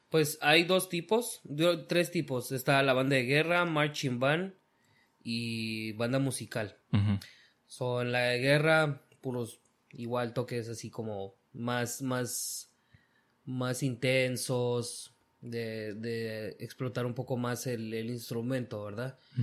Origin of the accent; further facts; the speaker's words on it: Guatemala; moved away as an adult; now in United States; yo nací aquí en Estados Unidos, pero me crié prácticamente toda mi vida en Guatemala